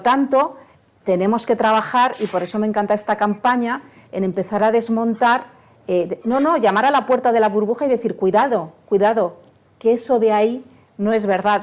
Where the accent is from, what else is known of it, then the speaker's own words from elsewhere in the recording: Barcelona, Catalonia, Spain; En Barcelona, de donde yo soy